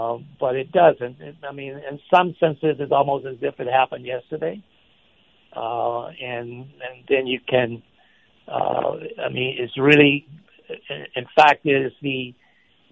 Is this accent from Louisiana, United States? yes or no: yes; Shreveport, Louisiana, United States; Shreveport, which is my hometown